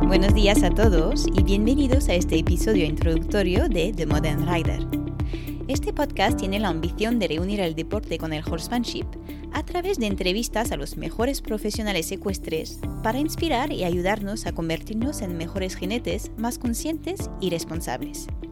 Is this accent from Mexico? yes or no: no; France; Empecé a montar de joven en un pony club en Francia, mi país de nacimiento